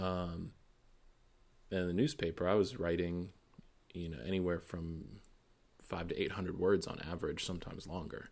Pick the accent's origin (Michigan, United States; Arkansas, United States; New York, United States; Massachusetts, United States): Massachusetts, United States; Boston; moved away; growing up in Boston